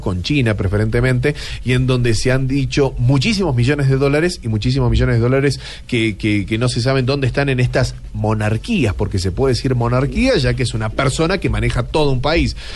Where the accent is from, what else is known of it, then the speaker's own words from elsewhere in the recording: Argentina; yo soy de la Argentina